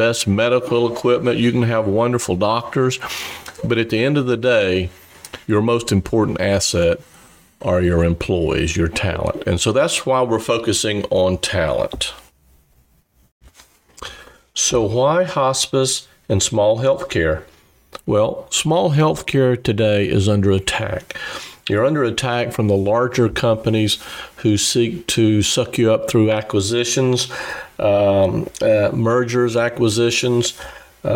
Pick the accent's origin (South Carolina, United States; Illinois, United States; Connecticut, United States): South Carolina, United States; accent: Southern drawl; moved away as an adult; also born or lived in Nashville, Tennessee / Boston, Massachusetts; now in San Diego, United States; I do have a bit of a Southern drawl. I grew up in South Carolina